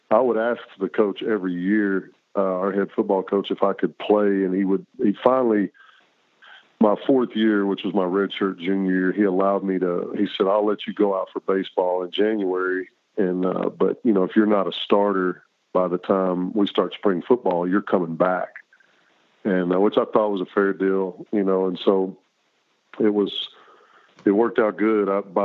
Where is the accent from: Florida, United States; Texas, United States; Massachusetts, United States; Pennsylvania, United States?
Texas, United States; moved away as an adult; growing up in Texas